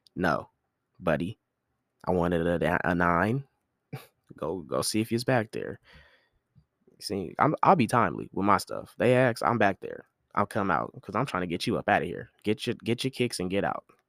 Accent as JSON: {"language": "English", "country": "United States", "said": "as an American"}